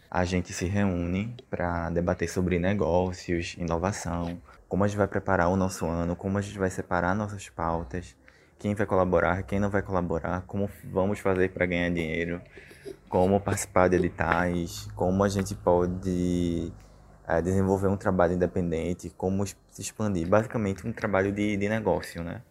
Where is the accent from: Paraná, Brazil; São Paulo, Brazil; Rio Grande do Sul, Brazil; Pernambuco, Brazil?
Pernambuco, Brazil; Sirinhaém; sou natural de Siriaém